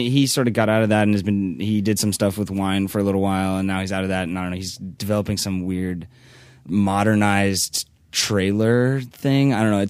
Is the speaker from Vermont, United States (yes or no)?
no; Santa Rosa, California, United States; now in Los Angeles, United States; I'm from Northern California. Like, what part? Like North Bay Area, kind of like Napa, Sonoma.